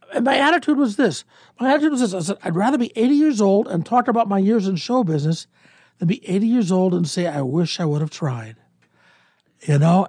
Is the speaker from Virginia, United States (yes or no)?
no; Cleveland, Ohio, United States; moved away as an adult; also born or lived in Columbus, Ohio / Kansas City; now in Omaha, United States; I was born in Cleveland, Ohio, uh, nineteen fifty-five